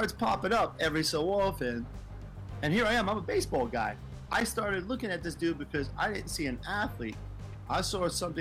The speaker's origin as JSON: {"language": "English", "region": "New York", "country": "United States", "said": "I'm living in New York."}